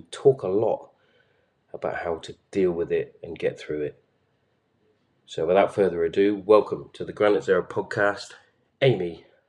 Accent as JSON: {"language": "English", "town": "Hereford", "region": "West Midlands", "country": "United Kingdom", "tie": "born or raised there", "said": "I'm from Hereford."}